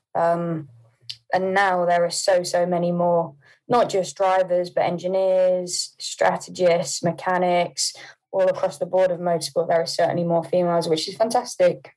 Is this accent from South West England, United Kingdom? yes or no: yes; Poole, South West England, United Kingdom; also born or lived in Hampshire; I was born in Poole